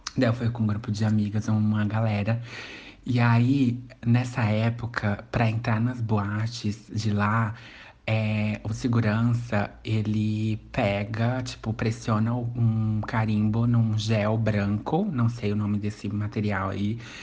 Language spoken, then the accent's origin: Portuguese; São João Batista, Maranhão, Brazil; E a cidade que eu nasci, no Maranhão, é São João Batista